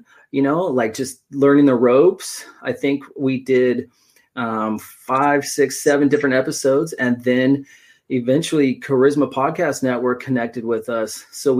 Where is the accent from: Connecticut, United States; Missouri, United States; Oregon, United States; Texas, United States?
Oregon, United States; I was born and raised in Oregon